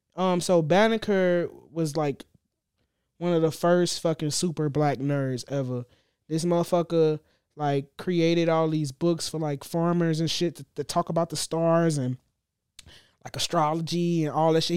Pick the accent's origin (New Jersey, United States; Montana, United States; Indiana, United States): Indiana, United States; Gary; also born or lived in Texas; I grew up in Gary. I ain't moved out of Gary until I was nineteen.